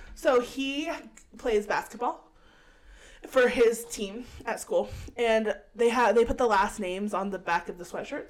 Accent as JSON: {"language": "English", "region": "California", "country": "United States", "tie": "born or raised there", "said": "I grew up in California"}